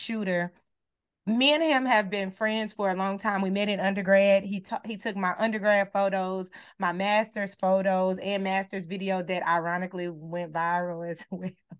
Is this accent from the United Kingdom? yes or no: no; Beaumont, Texas, United States; moved away; I'm from Texas, right? Where we do gold grill swangers and screw music and all the things, right? Slab lines. That's who I am. That's what I grew up watching and seeing, sitting in my front yard with my grandparents